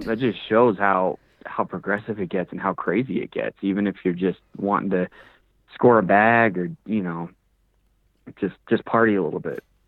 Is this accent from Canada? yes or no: no; Woodland Park, Colorado, United States; So I'm from Colorado, from a small town called Woodland Park, about 30 minutes away from Colorado Springs.